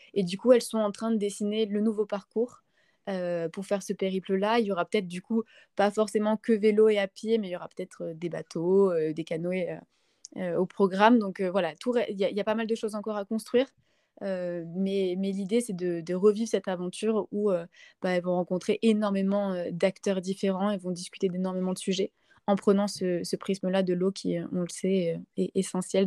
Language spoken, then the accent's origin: French; Montpellier, Occitania, France; Je suis née à Montpellier